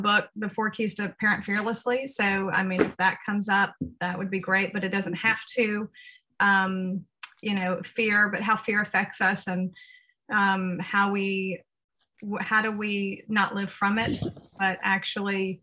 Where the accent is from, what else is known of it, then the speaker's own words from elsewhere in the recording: the South of the United States, United States; moved away as an adult; also born or lived in Uruguay; I was raised in the South of the United States